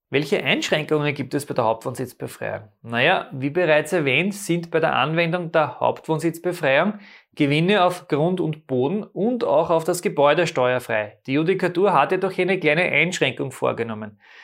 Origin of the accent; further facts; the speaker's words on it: Austria; bei uns in Österreich